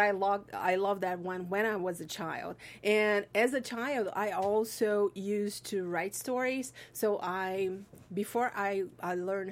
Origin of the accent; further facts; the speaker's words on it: Brazil; moved away as an adult; now in Los Angeles, United States; In Brazil. I'm from Brazil